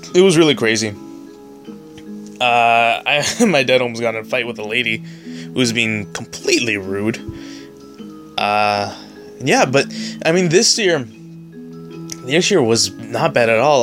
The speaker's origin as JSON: {"language": "English", "town": "San Diego", "region": "California", "country": "United States", "said": "I'm from San Diego"}